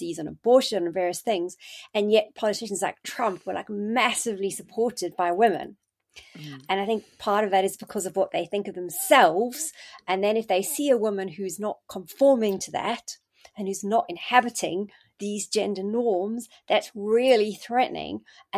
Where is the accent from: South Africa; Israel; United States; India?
South Africa; moved away as an adult; now in United Kingdom; I came to the UK from South Africa, and I did my SHO year in 1998, started becoming a registrar in 99.